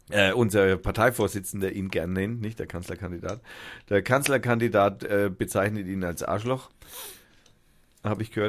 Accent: Berlin, Germany; Finde ich super. Als Berliner.

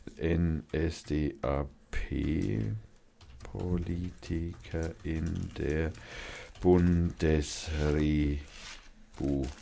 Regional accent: Germany; als Deutscher

